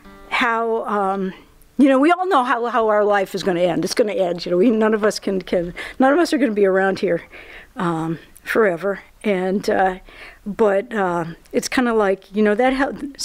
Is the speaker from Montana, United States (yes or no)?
yes; Montana, United States; born there; And I was born in Montana.